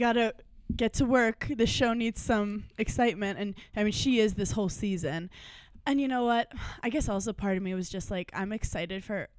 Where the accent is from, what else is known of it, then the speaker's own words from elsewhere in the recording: New York City, New York, United States; I'm from Brooklyn.